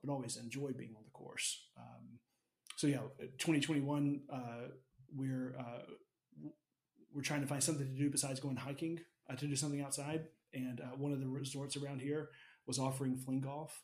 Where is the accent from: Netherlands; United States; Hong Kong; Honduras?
United States; Alabama; I grew up in Alabama